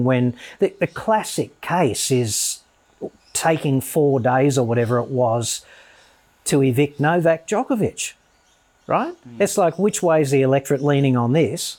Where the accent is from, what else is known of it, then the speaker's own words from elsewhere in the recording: Australia; the Australia that you and I grew up